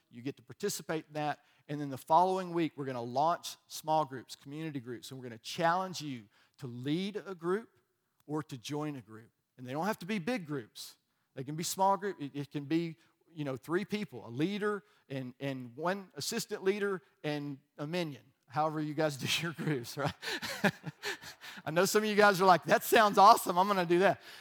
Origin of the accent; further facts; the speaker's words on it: Alabama, United States; I was from Alabama